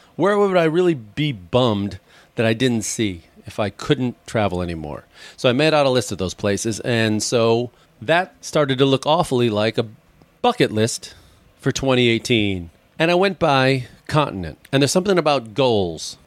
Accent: Chicago, Illinois, United States; moved away; I grew up there, my hometown

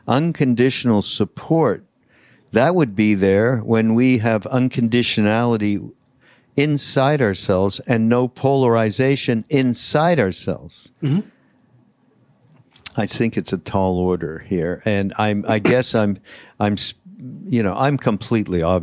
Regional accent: Canada; I'm from Canada

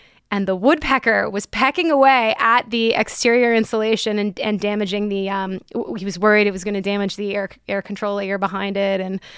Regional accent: Canada; I'm Canadian.

